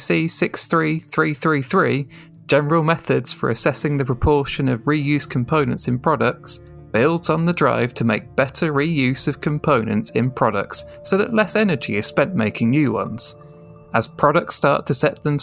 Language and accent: English; England, United Kingdom; I'm certainly an Englishman when it comes to languages